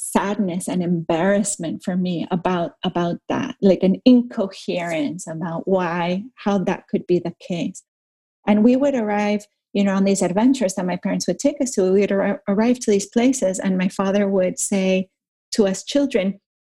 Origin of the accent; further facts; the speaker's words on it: Caracas, Capital District, Venezuela; I grew up in Venezuela, and I grew up in Caracas, which is, you know, pretty big city